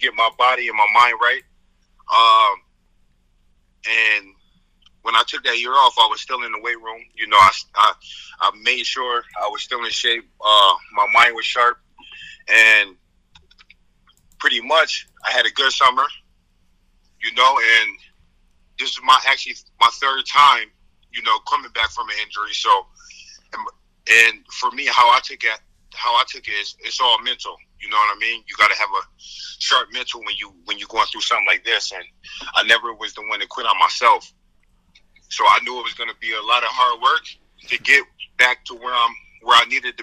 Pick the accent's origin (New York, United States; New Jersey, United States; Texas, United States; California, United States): New York, United States; Syracuse; born or raised there